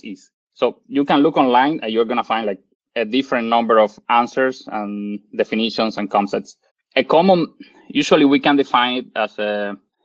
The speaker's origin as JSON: {"language": "English", "country": "Cuba", "also_born_or_lived": "Ottawa, Canada", "moved": "as an adult", "lives_now": "Canada", "said": "I'm originally from Cuba, and I did my bachelor degree in Cuba."}